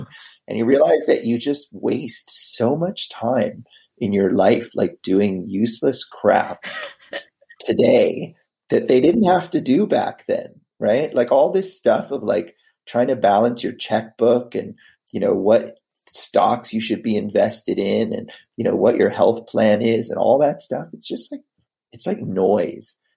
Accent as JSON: {"language": "English", "country": "United States", "tie": "born or raised there", "also_born_or_lived": "Boston, Massachusetts", "said": "I am originally from uh, outside of DC. My dad worked for the government um, most of my life. I mean, before that, I I was born in Boston, but uh, then lived around DC."}